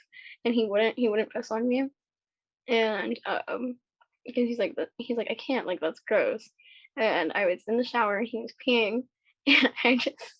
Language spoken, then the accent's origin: English; Las Vegas, Nevada, United States; moved away as an adult; now in California, United States; I grew up in Vegas, but I just recently moved to Cali